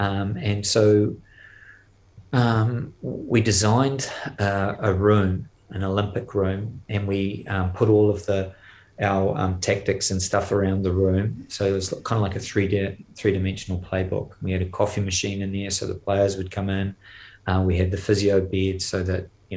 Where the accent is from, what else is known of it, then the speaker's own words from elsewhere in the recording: New Zealand; moved away; being a Kiwi, I'm actually not so good at French and not so good at Flemish